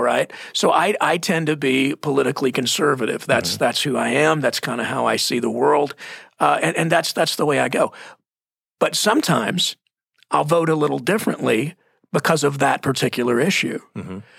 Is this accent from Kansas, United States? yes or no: no; Texas, United States; moved away; I'm from Texas